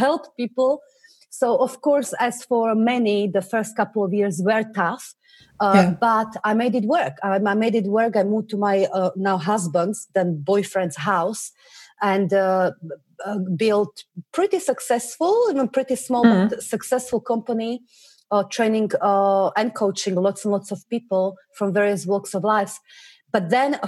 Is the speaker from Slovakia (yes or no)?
yes; Slovakia; moved away as an adult; now in England, United Kingdom; I come originally from Slovakia, tiny little country near Germany. And I moved to England when I was 19